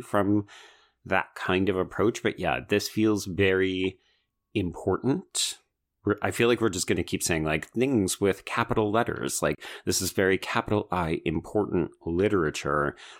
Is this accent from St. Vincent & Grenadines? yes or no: no; Alberta, Canada; growing up in Alberta